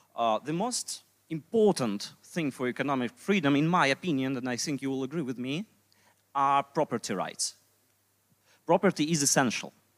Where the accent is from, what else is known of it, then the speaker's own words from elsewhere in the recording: Belarus; English is a second language; moved away as an adult; now in Poland; I'm libertarian from Belarus. Uh, I moved to Poland about uh, two and a half years ago